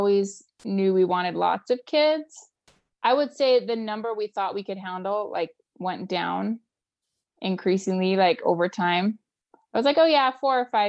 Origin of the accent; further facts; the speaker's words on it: Utah, United States; moved away as an adult; also born or lived in Berkeley, California / Vancouver, Canada; I grew up here in Utah in the US